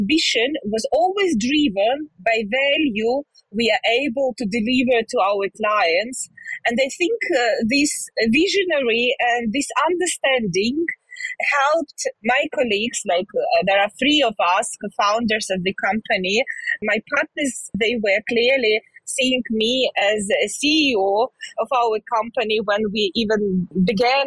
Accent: Zhytomyr, Zhytomyr Oblast, Ukraine; I'm originally from Ukraine. I lived in Ukraine all my life. It's a town near side Kyiv, it's Zhytomyr, where I was born

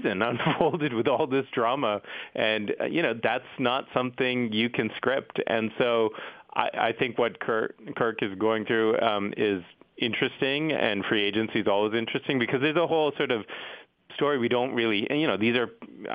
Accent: Boston, Massachusetts, United States; I grew up in Boston

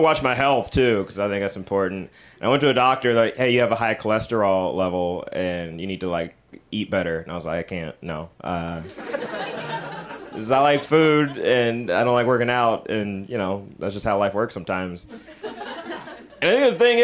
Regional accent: Alabama, United States; I'm from Alabama

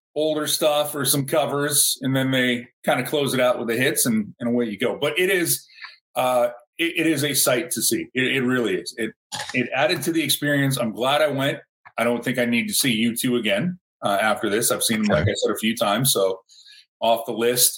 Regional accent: United States; moved away; I grew up near Canada, so I could go across the border.

